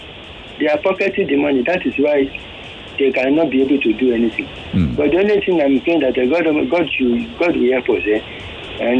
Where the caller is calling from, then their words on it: Ikorodu, Lagos, Nigeria; I'm calling from Ikorodu.